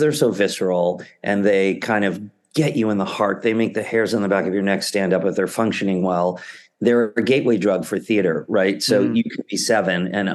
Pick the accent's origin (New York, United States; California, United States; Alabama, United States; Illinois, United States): New York, United States; New City; I grew up in Rockland County. Okay. About 20 miles north of the city in a town called New City